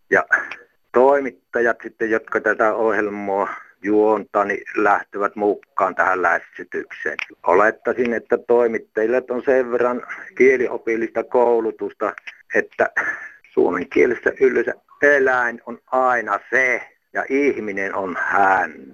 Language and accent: Finnish; North Savo, Finland; ollaan Pohjois-Savosta. Mehän savolaiset